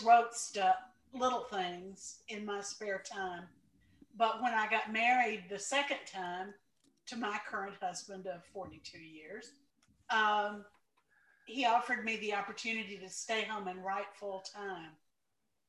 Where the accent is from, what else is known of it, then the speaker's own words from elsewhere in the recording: Mississippi Delta, United States; I grew up in the Mississippi Delta, in the poorest county in the United States.